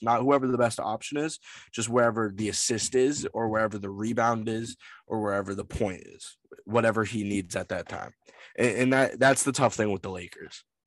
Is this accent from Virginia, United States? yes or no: no; Massachusetts, United States; I'm from Massachusetts